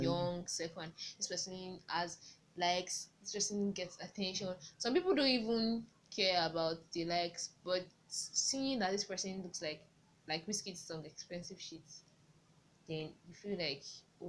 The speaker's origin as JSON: {"language": "English", "country": "Nigeria", "said": "Maybe it's as Nigerian."}